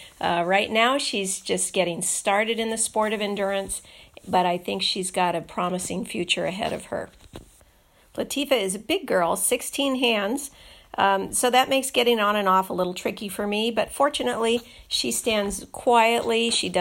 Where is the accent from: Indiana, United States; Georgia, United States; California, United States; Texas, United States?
California, United States; San Juan Bautista; I'm from San Juan Bautista, California, in the Bay Area.